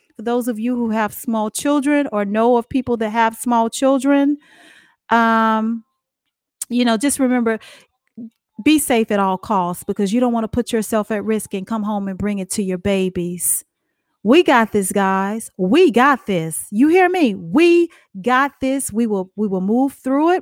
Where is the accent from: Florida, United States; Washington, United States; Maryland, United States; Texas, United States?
Texas, United States; Dallas; now in South Carolina, United States; we're natives, born and bred of Dallas, Texas